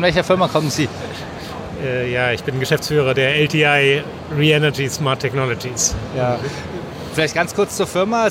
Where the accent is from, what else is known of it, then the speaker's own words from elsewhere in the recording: Northern Germany, Germany; als Norddeutscher